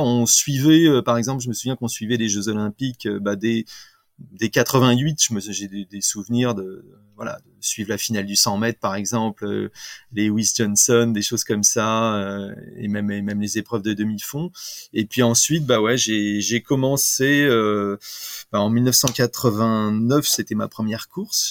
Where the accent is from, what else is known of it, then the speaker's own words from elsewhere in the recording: Rambouillet, Île-de-France, France; also born or lived in Videlles, Essonne; j'ai grandi principalement à Rambouillet